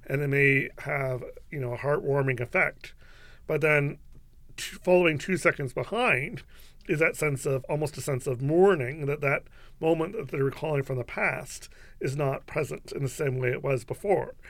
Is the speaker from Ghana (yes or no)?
no; London, Ontario, Canada; I was born here in London, Ontario, um, so I feel very much here at home in southwestern Ontario.